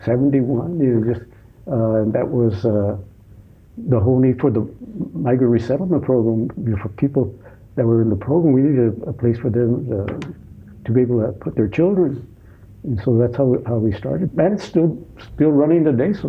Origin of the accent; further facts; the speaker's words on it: Kansas City, Missouri, United States; moved away as an adult; now in South Bend, United States; I grew up in Kansas City, Missouri